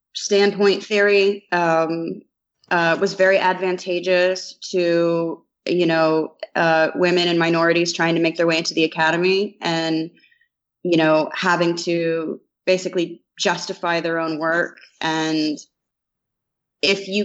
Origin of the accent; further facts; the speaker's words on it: Indiana, United States; I'm from Indiana